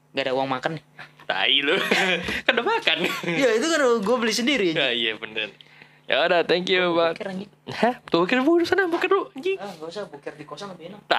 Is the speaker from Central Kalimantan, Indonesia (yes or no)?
no; Jakarta, Indonesia; lu siapa anjing gua dari Jakarta lu mau bayarin tol gua tiga puluh lima